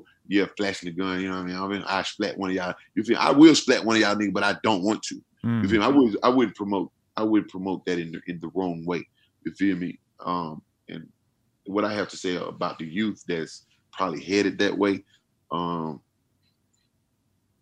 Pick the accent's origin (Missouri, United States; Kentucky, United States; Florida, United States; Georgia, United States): Georgia, United States; Atlanta; I'm from Atlanta